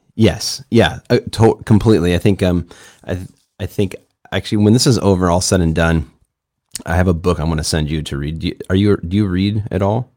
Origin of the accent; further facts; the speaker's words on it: Chicago, Illinois, United States; now in San Diego, United States; I grew up in the suburbs of Chicago